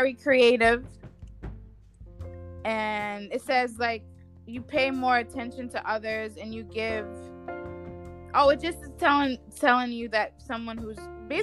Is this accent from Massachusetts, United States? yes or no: yes; Boston, Massachusetts, United States; I'm from Boston